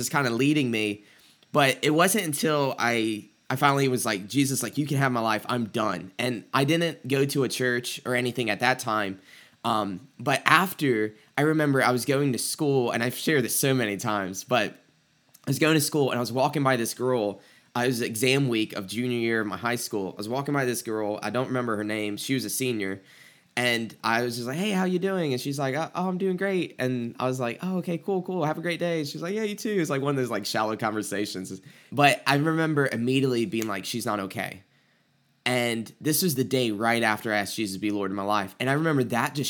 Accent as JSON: {"language": "English", "region": "the Bible Belt", "country": "United States", "tie": "born or raised there", "said": "I grew up like in the Bible Belt"}